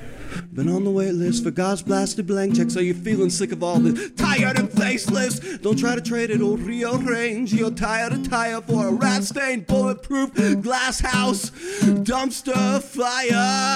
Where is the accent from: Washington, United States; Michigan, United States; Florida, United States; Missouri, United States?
Washington, United States; Tri-Cities; now in Ogden, United States; I lived my adolescence in the Tri-Cities.